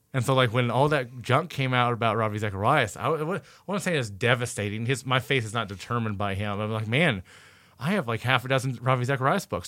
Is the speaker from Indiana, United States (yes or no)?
yes; Indiana, United States; I'm from Indiana.